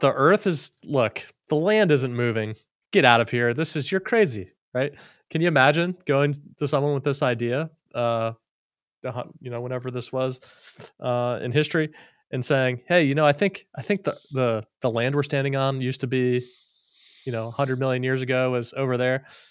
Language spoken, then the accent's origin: English; Florida, United States; I'm from Florida. I grew up in Florida